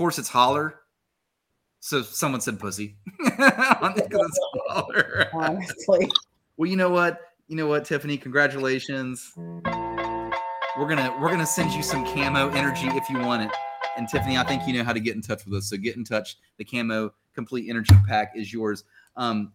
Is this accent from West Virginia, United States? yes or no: yes; Huntington, West Virginia, United States; I'm from here, born and raised. I'm actually proudly from the Stend, Jason. I'm proudly from the west end of Huntington